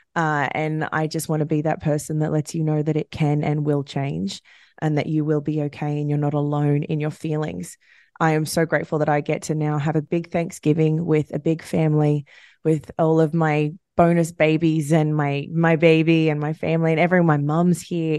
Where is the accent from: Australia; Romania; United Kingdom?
Australia; now in United States; I'm Australian, so I, I never really connected to this holiday